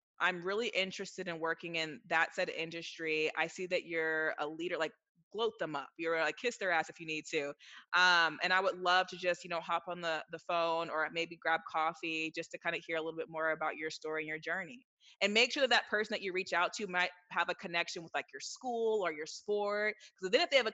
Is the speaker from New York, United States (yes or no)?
no; Silicon Valley, California, United States; I'm from Silicon Valley, so grew up around all that stuff